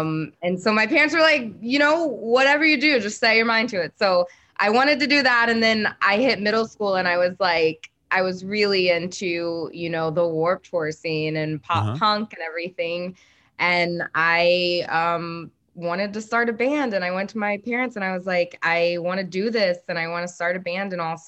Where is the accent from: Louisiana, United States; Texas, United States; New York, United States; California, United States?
Texas, United States; Rowlett; moved away as an adult; also born or lived in Dallas, Texas; now in Los Angeles, United States; I was born and raised in Dallas, Texas. So I was born in Dallas, and then I was raised in this small little suburb east of Dallas in Rowlett, Texas. And I lived there until I was 22 and moved out to Los Angeles.